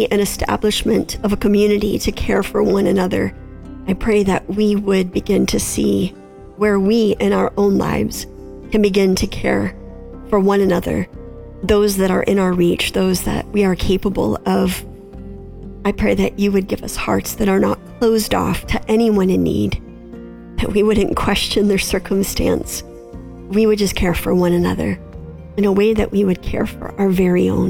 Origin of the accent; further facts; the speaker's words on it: the North, United States; now in Middle Tennessee, United States; we live in Middle Tennessee, and I've learned in the South that the culture is just very different than what it was growing up in the North